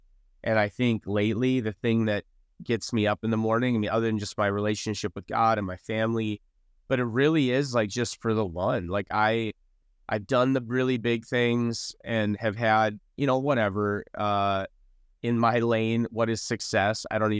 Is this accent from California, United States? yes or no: no; North Dakota, United States; So Pulse started in North Dakota. I was born and raised in North Dakota.